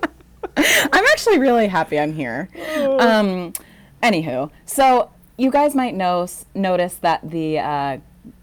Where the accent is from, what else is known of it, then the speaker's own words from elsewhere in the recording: New England, United States; we're all from New England here